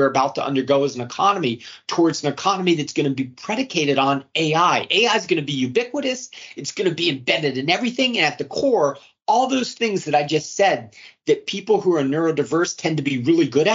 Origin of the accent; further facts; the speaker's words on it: Arlington, United States; I grew up in Arlington, and that school district had the resources